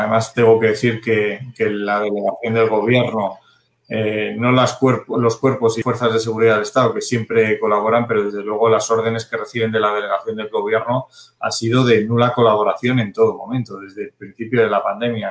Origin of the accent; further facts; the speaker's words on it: Community of Madrid, Spain; como madrileño